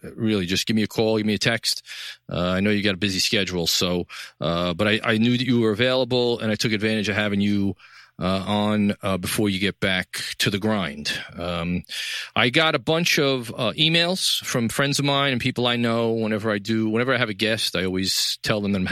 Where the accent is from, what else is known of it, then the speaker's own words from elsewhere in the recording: New York City, New York, United States; downtown New York City, my hometown